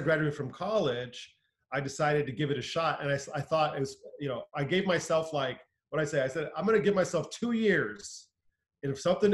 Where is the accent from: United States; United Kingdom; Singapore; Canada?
United States; Southern California; I grew up here in Southern California